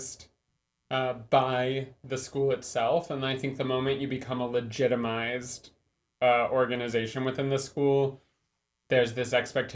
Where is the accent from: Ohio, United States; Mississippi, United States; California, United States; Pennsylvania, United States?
California, United States; Southern; I grew up in Southern California